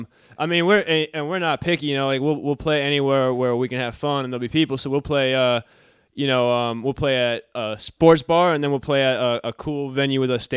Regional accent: Lancaster, Pennsylvania, United States; I'm from Lancaster, Pennsylvania.

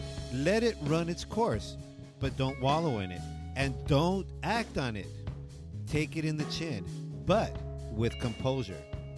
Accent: Baldwin Park, California, United States; I'm a kid from Baldwin Park.

